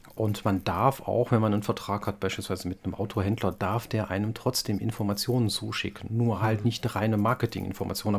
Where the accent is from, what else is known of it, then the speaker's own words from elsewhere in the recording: Wallonia, Belgium; als Belgier sind wir ein kleines Land und haben da immer gute Chancen, vor allem als Deutschsprachige